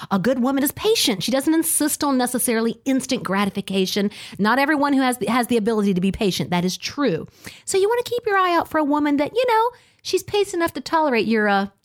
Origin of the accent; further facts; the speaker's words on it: the South, United States; born there; I was born in the South, but moved away and then returned.